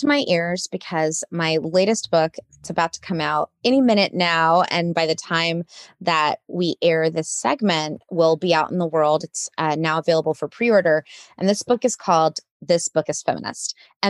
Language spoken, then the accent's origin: English; Saudi Arabia; also born or lived in United States; I come from the Carolinas originally. It's my origin story. And am the descendant of sharecroppers and also the descendant of educators. And I grew up as an expat in Saudi Arabia. So I consider myself a little bit of a third culture kid